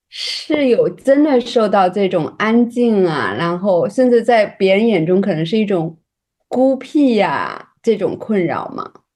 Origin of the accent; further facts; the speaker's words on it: China; 我作为一个，呃，土生土长的中国女性